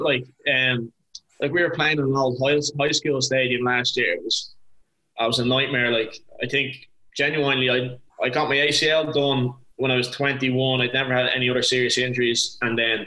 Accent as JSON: {"language": "English", "country": "Ireland", "also_born_or_lived": "Cork", "moved": "as an adult", "said": "being Irish"}